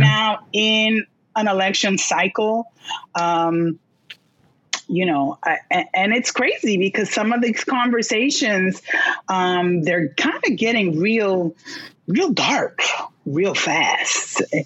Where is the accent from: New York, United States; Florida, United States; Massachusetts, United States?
New York, United States; New York City; I was born in Brooklyn